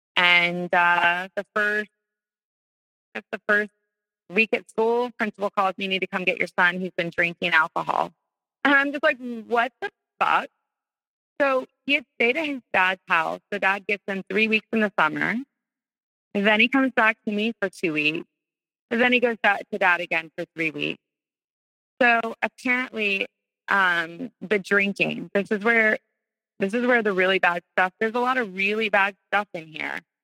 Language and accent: English; North Carolina, United States; moved away as an adult; now in Florida, United States; We're all from North Carolina